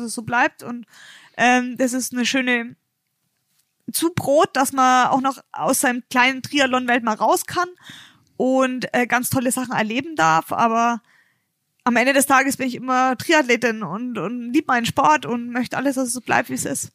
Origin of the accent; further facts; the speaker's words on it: Bayreuth, Bavaria, Germany; Ich komme ja aus Bayreuth